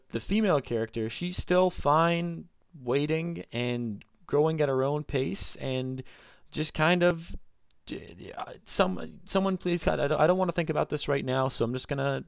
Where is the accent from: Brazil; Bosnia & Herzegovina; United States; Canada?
Canada; British Columbia; at least for me growing up in Greater Vancouver, it's, you know, you can stand in your backyard, you look in one direction and there's the mountains, you look in another direction, there's the ocean